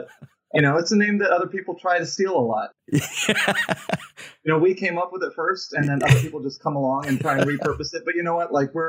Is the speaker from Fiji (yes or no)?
yes; Fiji; moved away as an adult; also born or lived in Guam / Los Angeles; And I was raised in Fiji from about the time I was like 9 years old to 19. So we were missionaries over there, planted three churches, and spent a lot of my formative years and stuff in Fiji and whatnot.